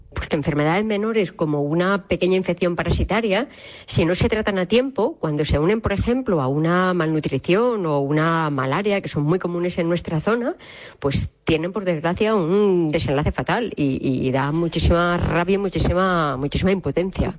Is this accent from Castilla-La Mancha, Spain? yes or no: yes; Robledo, Castilla-La Mancha, Spain; moved away as an adult; now in Madrid, Spain; soy de Robledo, de un pueblo de la Sierra de Alcaraz, en Albacete